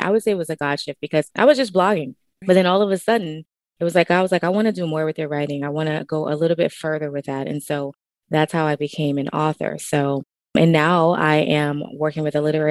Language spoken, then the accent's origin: English; New Orleans, Louisiana, United States; moved away as an adult; now in Texas, United States; I'm originally from New Orleans, Louisiana, and born and raised